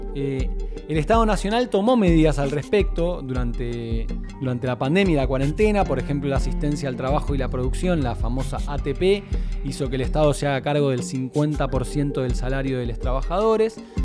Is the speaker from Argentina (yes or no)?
yes; Argentina; nuestro país